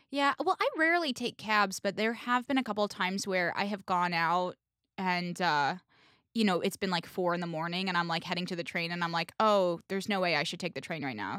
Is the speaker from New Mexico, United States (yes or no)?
no; Indianapolis, Indiana, United States; now in New York, United States; I'm from Indiana, I'm from Indianapolis, which is a sizable city.